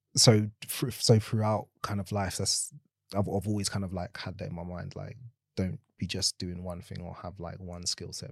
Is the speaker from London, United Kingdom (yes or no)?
yes; London, United Kingdom; born and raised in South London